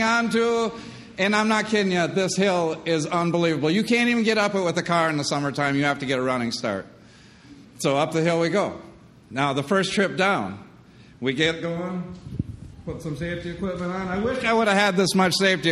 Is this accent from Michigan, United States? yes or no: yes; Michigan, United States; I was born and raised in Michigan